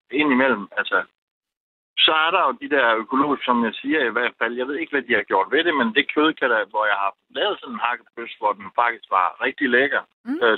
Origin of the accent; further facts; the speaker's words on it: Denmark; her hjemme i Danmark.